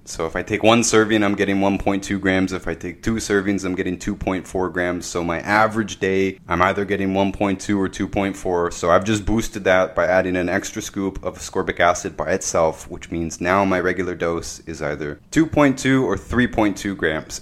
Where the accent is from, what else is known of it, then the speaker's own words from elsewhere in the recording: Canada; my wife lives in America, I'm Canadian